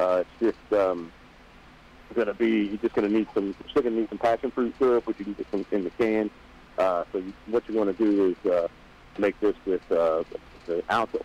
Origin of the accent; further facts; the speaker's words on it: Kansas City, Missouri, United States; moved away; That's my hometown